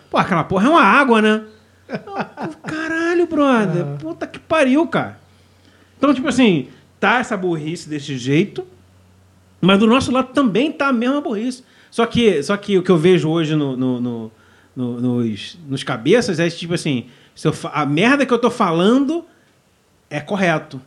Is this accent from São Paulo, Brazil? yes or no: no; Rio de Janeiro, Brazil; a gente é carioca